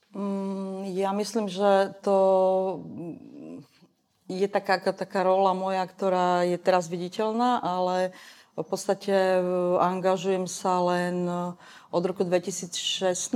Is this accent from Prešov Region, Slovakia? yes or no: no; Košice, Košice Region, Slovakia; v tom mojom rodnom meste v Košiciach